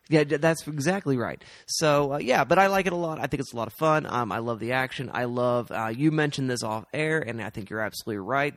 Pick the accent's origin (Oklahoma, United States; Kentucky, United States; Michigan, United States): Oklahoma, United States; We are from Oklahoma